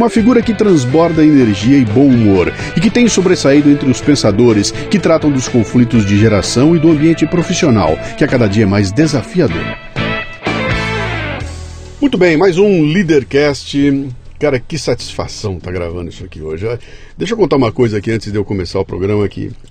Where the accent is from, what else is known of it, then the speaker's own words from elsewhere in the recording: Rio Grande do Sul, Brazil; also born or lived in Rio de Janeiro / Salvador; É, eu bastante. sou gaúcho